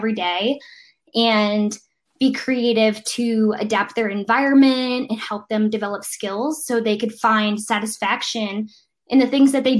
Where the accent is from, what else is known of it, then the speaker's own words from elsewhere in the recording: Vermont, United States; moved away as an adult; now in Boston, United States; I grew up in Vermont, so moving to a city was like a huge change